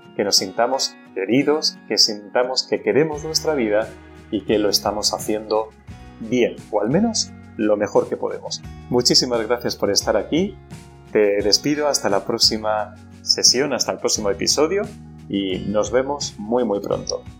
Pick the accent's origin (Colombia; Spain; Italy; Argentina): Spain; con nosotros como pueblo español